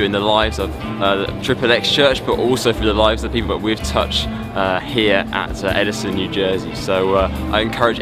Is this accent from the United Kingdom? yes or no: yes; London, United Kingdom; I'm from London, and so I'm a pastor down in London